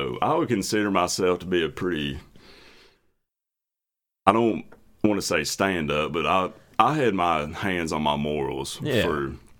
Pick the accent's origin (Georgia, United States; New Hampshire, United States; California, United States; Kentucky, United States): Kentucky, United States; Martin County, Eastern; accent: thick accent; moved away as an adult; also born or lived in Alabama; So, born and bred, raised Eastern Kentucky.